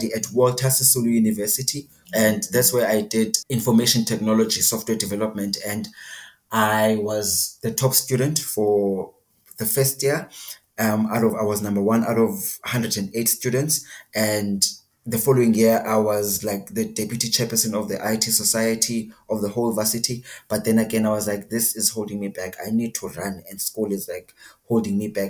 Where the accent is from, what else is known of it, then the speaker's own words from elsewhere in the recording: Eastern Cape, South Africa; Originally, I was born in the Eastern Cape, the same province as Nelson Mandela was born. I'm Xhosa as well, like Mr. Nelson